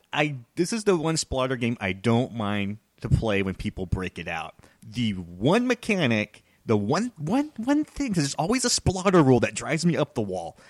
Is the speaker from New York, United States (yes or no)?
no; Texas, United States; I'm from Texas